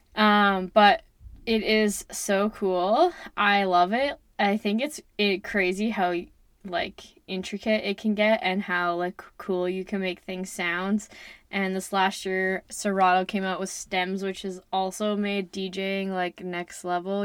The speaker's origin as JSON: {"language": "English", "town": "Lloydminster", "country": "Canada", "tie": "born or raised there", "also_born_or_lived": "Kitscoty", "said": "I am from Canada. I grew up in and around Lloydminster"}